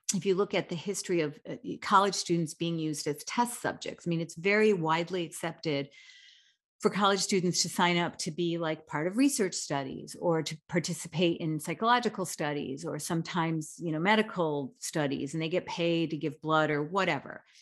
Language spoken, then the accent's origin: English; United States; as an American